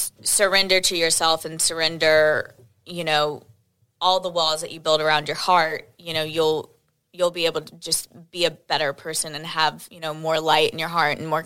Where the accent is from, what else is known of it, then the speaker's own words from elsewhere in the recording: Edmond, Oklahoma, United States; I'm from Edmond, Oklahoma